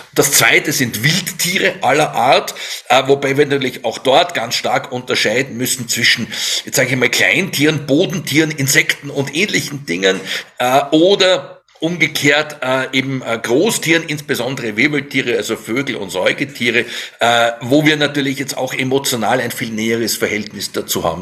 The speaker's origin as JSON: {"language": "German", "country": "Germany", "said": "bei uns in Deutschland"}